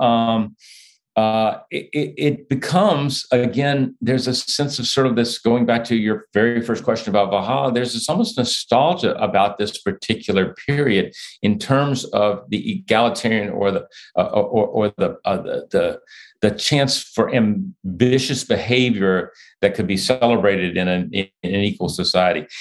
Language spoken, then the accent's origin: English; United States; I'm an American